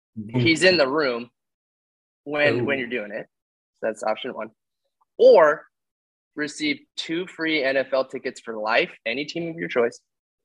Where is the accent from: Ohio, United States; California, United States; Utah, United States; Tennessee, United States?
Utah, United States; I'm from Utah, actually.